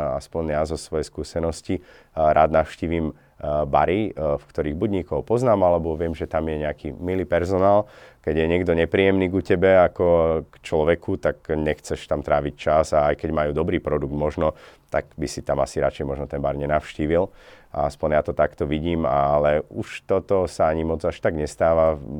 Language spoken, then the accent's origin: Slovak; Slovakia; now in Norway; originálne pochádzam vlastne zo Slovenska